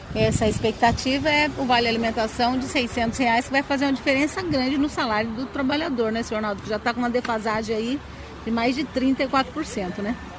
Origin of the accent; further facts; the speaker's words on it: Brazil; como bom brasileiros que somos